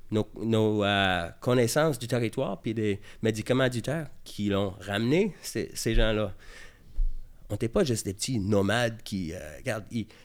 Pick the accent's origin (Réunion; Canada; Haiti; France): Canada; Quebec; On est québécois.